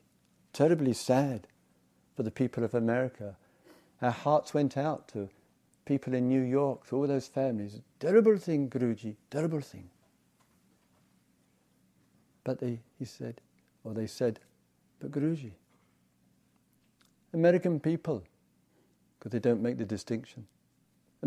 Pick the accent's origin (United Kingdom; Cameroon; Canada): United Kingdom; England; I come from England